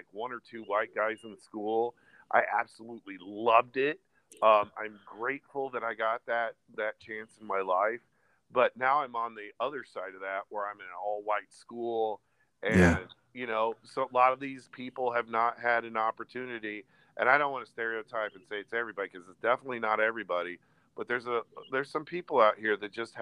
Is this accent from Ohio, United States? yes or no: no; Des Moines, Iowa, United States; moved away as an adult; also born or lived in Chicago, Illinois / Florida; we all grew up in the same area. We're all from Des Moines, Iowa.